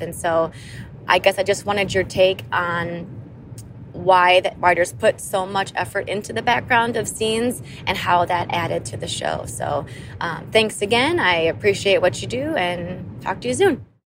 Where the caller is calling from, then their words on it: Madison, Wisconsin, United States; I am calling from Madison, Wisconsin